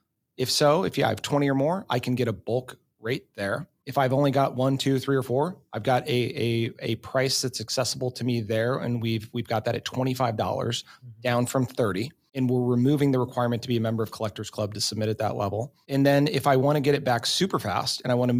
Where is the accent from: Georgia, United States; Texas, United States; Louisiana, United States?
Texas, United States; I'm a Texas Rangers fan too, growing up in Texas.